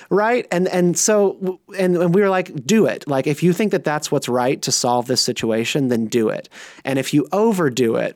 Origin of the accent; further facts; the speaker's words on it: Raleigh, North Carolina, United States; also born or lived in Durham, North Carolina / Greensboro, North Carolina; I was born in Durham, grew up in Raleigh